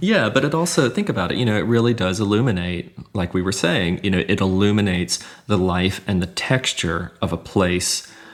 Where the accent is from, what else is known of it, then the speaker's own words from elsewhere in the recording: Hattiesburg, Mississippi, United States; the city of Hattiesburg, which is my hometown